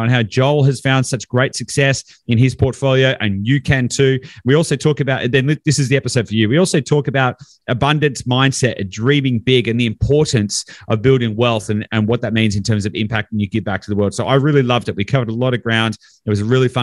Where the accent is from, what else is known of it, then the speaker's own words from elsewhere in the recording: East Gippsland, regional Victoria, Australia; I grew up in a pretty small country town as well. So I'm regional Victoria. So east Gippsland